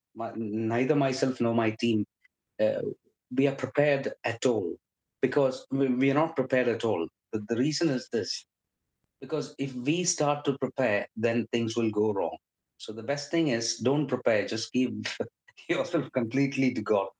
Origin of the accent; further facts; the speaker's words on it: India; moved away as an adult; now in Liverpool, United Kingdom; I was born and raised in India. I came to the UK uh, when I was 31